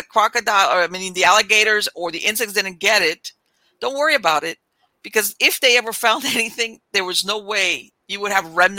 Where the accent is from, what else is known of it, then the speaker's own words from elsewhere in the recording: South Florida, United States; I grew up in South Florida. I mean, I was all over in Florida